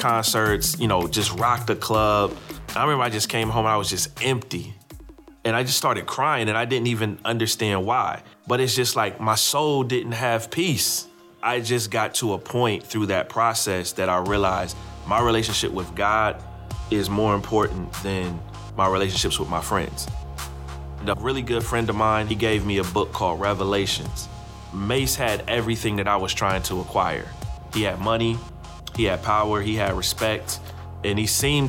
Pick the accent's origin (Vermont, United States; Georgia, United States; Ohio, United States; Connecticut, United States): Ohio, United States; Columbus; now in Raleigh, United States; I grew up in Columbus, Ohio